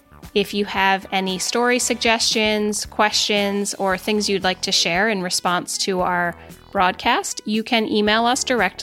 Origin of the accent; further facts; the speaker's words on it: New Jersey, United States; I grew up in New Jersey, and my parents live in the Jersey Shore right now.